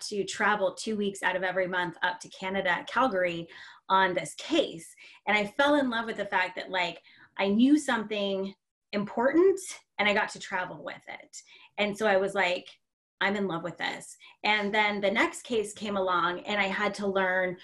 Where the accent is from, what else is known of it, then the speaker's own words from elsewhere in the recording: Seattle, Washington, United States; born and raised in Seattle